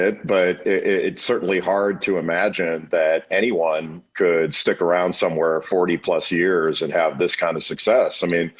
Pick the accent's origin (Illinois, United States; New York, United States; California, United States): California, United States; Los Angeles; when I was always really sensitive growing up in Los Angeles to the John Wooden discussion of the greatest of all time